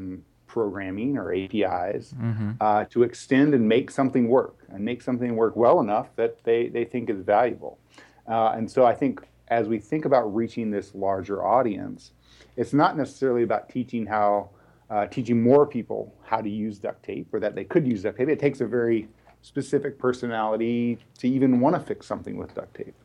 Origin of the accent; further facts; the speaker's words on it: Texas, United States; now in Bay Area, United States; I'm originally from Texas.